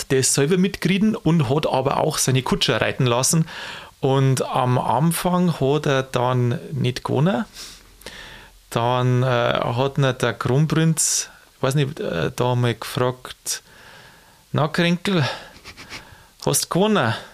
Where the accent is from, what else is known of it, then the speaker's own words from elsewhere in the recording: Bavaria, Germany; Und da, wo ich herkomme, da gibt es ja den Niederbayerischen Tag des Pferdes.